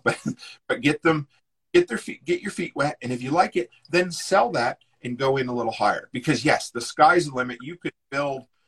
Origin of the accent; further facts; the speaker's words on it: East Coast, United States; I grew up on the East Coast